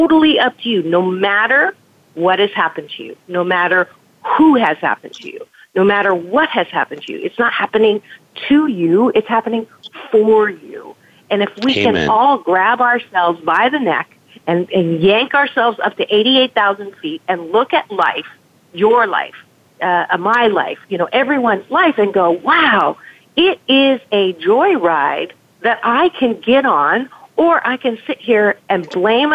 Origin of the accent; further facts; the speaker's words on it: Canada; moved away; I'm from Canada originally